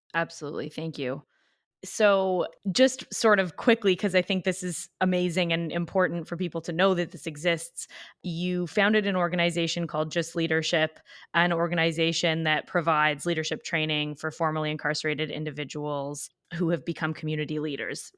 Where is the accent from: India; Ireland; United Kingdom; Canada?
Canada; I'm Canadian